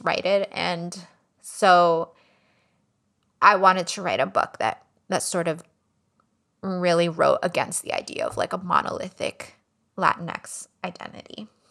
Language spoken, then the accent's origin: English; Miami, Florida, United States; Cuban American families who I grew up around in Miami